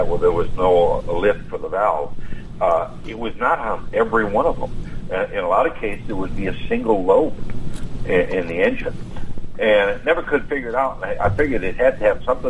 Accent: Wisconsin, United States; moved away; I'm from Wisconsin originally

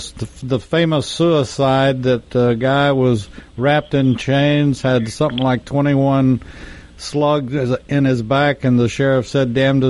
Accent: Texas, United States; he was a disgrace to Texas, as a matter of fact, my home state.

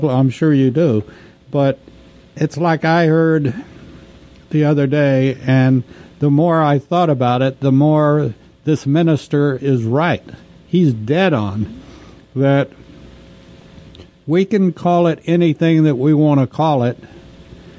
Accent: United States; as an American

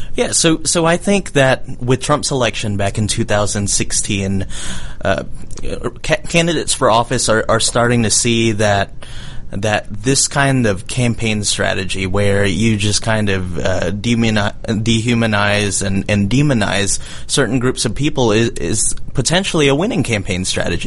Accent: Macon, Georgia, United States; Mercer University down in Macon, where I grew up

